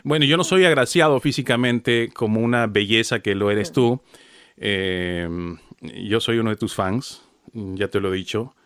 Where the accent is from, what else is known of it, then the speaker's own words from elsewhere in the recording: Peru; como peruano